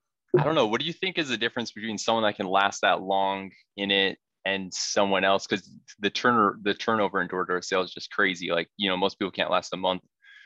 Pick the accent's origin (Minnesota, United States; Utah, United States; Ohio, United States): Utah, United States; Salt Lake City; moved away as an adult; now in Detroit, United States; I'm from Utah. And like Salt Lake City area, basically. And living in Detroit, Michigan area now.